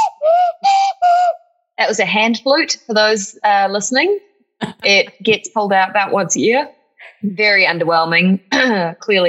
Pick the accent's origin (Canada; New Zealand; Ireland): New Zealand; moved away; In New Zealand, there's a lot of that too. Every sentence sounds like a question, where it doesn't matter if we're asking something or not. Yes. That's a big speech pattern that gives me away in my accent sometimes